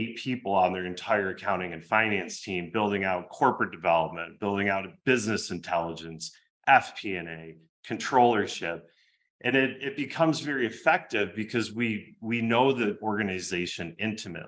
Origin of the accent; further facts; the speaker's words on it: Michigan, United States; I grew up in Michigan